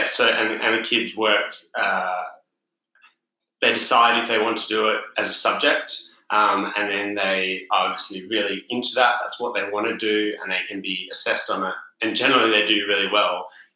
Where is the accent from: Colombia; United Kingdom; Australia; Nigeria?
Australia; Perth, Western Australia; also born or lived in South Africa; I am from Perth in Western Australia. Born in South Africa and then immigrated when I was 12. Currently traveling around Europe with my girlfriend.